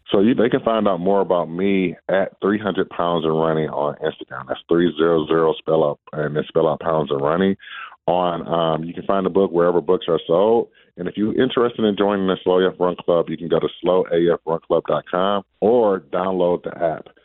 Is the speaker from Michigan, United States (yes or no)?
yes; Detroit, Michigan, United States; moved away; the Detroit Marathon back in my hometown